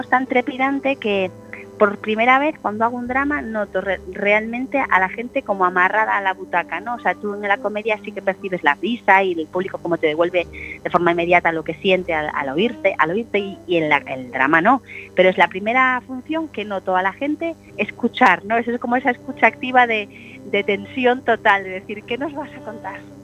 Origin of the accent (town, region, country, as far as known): Galicia, Spain; moved away